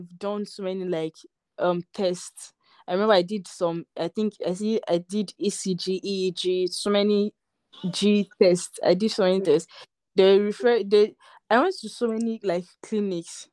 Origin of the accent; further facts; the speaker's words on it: Nigeria; I'm Nigerian